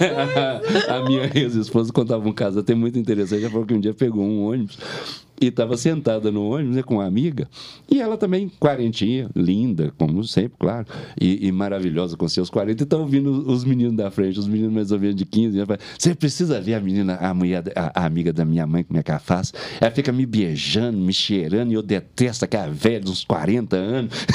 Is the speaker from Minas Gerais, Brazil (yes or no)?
yes; Belo Horizonte, Minas Gerais, Brazil; accent: mineiro; eu sou da capital, que eu nasci em Belo Horizonte. É por causa do sotaque tão mineiro que todo mundo pensa que eu sou de várias regiões de, de Minas e eu sou de Belo Horizonte